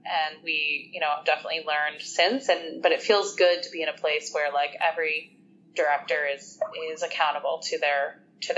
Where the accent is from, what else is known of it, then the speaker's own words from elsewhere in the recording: Canada; as Canadians